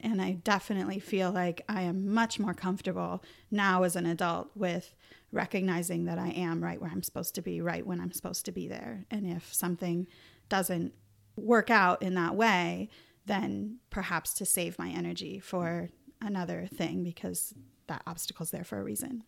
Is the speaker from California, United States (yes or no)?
yes; Northern Mendocino, Northern California, United States; also born or lived in San Diego, United States / Arcata, United States; I had come up to Northern California, which is where I'm from. Originally, I was born in Northern Mendocino